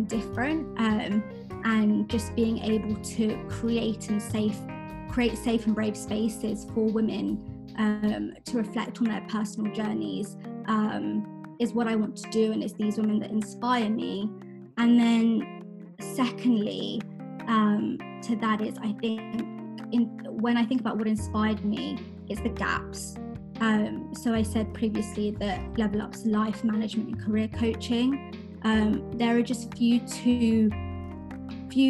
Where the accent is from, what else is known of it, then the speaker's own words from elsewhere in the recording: Watford, East of England, United Kingdom; I'm British Indian, born and raised in Watford in the UK